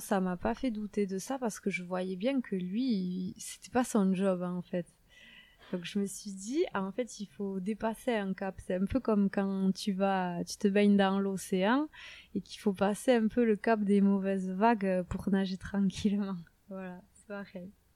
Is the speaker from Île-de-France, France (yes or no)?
no; Saint-Jean-de-Luz, Nouvelle-Aquitaine, France; accent: south-western French; je suis née, vous, entendez certainement mon gros accent, euh, dans le sud-ouest de la France. Je suis née à Saint-Jean-de-Luz